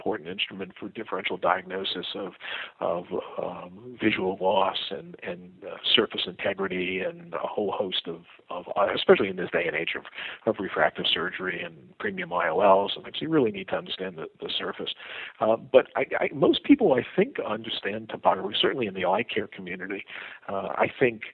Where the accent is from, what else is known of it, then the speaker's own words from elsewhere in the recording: New York City, New York, United States; As a poor kid growing up in the Bronx